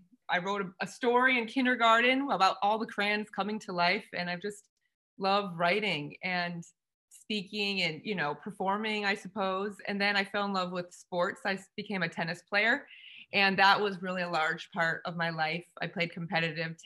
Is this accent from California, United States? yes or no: yes; San Diego, California, United States; my hometown